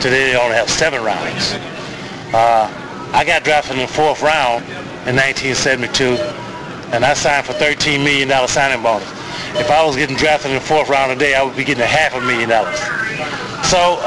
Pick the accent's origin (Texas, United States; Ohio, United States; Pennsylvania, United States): Texas, United States; I'm from Texas